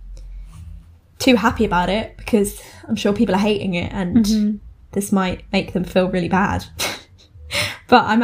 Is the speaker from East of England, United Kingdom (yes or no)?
yes; Essex, East of England, United Kingdom; accent: Essex; we're from Essex